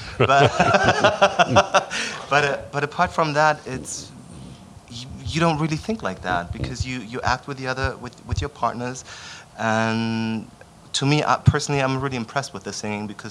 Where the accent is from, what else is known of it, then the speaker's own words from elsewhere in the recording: Berlin, Germany; moved away; also born or lived in Vienna; I'm from Berlin. I grew up in Berlin